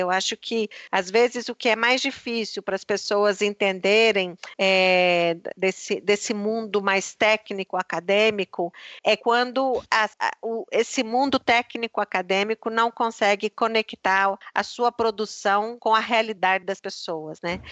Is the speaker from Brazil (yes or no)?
yes; Belo Horizonte, Minas Gerais, Brazil; moved away as an adult; also born or lived in Brasília / Geneva / Oxford / Recife; eu sou de Minas, de Belo Horizonte